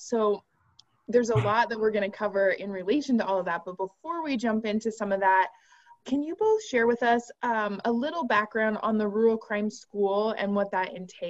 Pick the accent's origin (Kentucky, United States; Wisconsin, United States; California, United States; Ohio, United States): California, United States; Humboldt County; I'm from Humboldt County